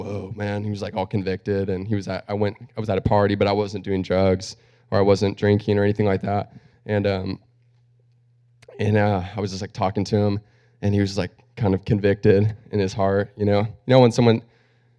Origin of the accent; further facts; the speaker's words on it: Cortland, United States; also born or lived in Australia; I grew up here, actually, down the street, right there up that street, Cortland, right behind whatever it used to be, Scolari's